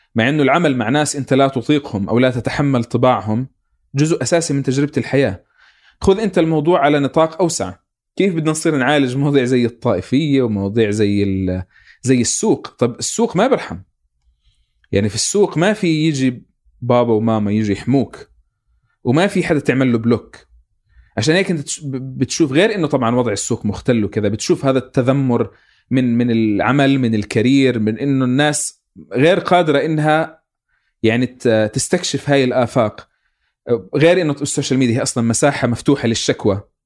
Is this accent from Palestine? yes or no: yes; Palestine; انا يعني كفلسطيني